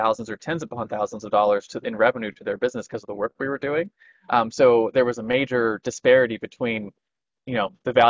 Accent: California, United States; moved away as an adult; also born or lived in Missouri; my hometown in California where all of that was bigger

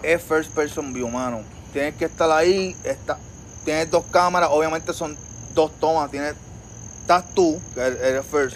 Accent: Trujillo Alto, Puerto Rico; yo soy un muchachito de Trujillo Alto. Nacido y criado allá en Trujillo Alto

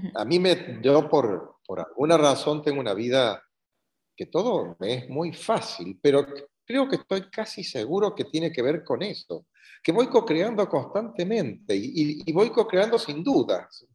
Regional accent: Córdoba, Argentina; also born or lived in La Pampa, Argentina; Soy argentino, nacido en la ciudad de Córdoba

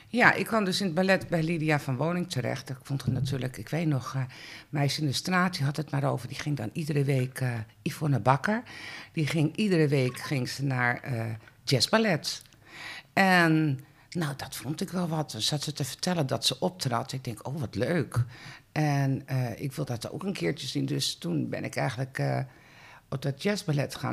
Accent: Heemstede, North Holland, Netherlands; ik ben ook opgegroeid in Heemstede

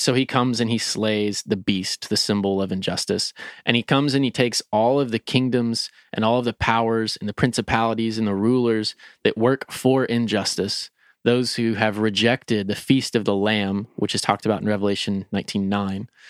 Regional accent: Lexington, Kentucky, United States; I'm a Lexingtonian, I'm a Kentuckian, I'm an American.

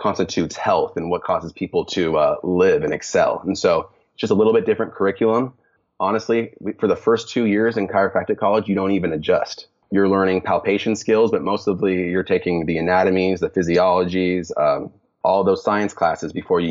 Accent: Lake Tapps, Washington, United States; moved away; I grew up in Seattle, Washington, more specifically about 45 minutes south of Seattle in the area called Lake Taps.

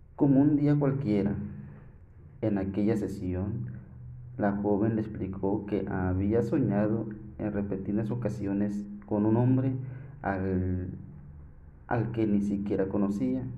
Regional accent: Coahuila, Mexico; soy de acá de Coahuila

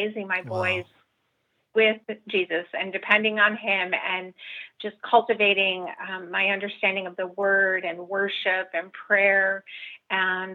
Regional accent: Chicago, Illinois, United States; I was born and raised in the city of Chicago over there in Cubs territory

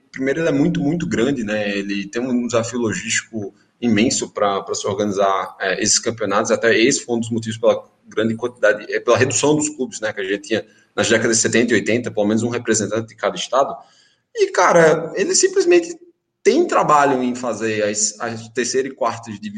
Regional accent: Campina Grande, Paraíba, Brazil; also born or lived in Esperança; eu sou de Esperança, nasci em Esperança, mas eu com três anos eu mudei para Campina e aí fiquei a maior parte da minha vida em Campina.

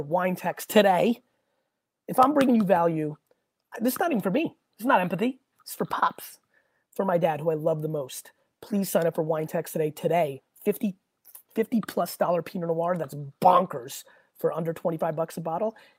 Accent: Edison, New Jersey, United States; also born or lived in Hunterdon County, New Jersey; I would have went to J.P. Stevens

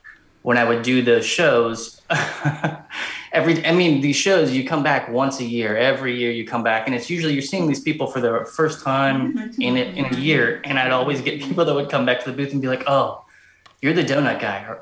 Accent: Cincinnati, Ohio, United States; born and raised in Cincinnati, Ohio

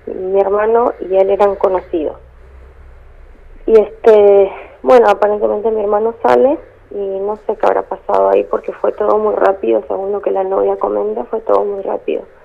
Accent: Formosa, Argentina; now in Río Gallegos, Argentina; nosotros somos de Formosa, pero hace 11 años que vinimos

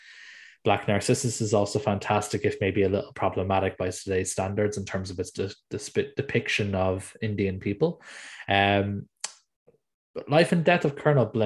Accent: Ireland; as you can tell by my accent, I'm from Ireland

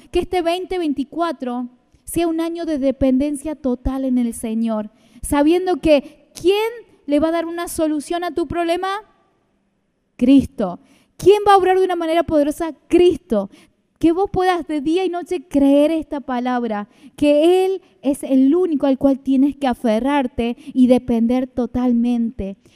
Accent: Argentina; nosotros tenemos que clamar por nuestra Argentina, tenemos que interceder

